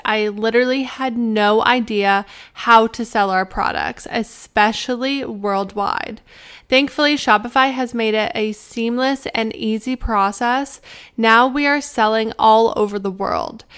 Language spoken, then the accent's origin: English; Canada; moved away as an adult; now in United States; because I'm Canadian, I obviously have to go through a lot of hoops to be able to be allowed to work in the US